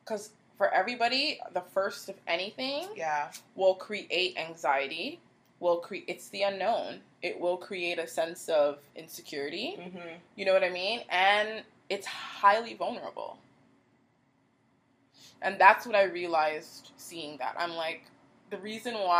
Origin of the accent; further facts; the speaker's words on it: Canada; growing up in Canada, which is very diverse